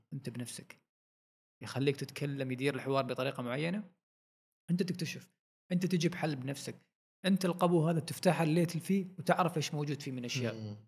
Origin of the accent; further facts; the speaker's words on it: Oman; نحن عندنا في عمان